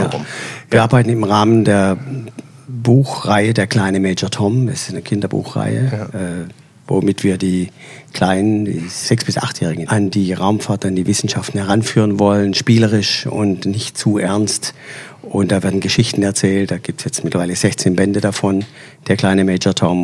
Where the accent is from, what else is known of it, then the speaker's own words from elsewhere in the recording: Swabia, Baden-Württemberg, Germany; als Schwabe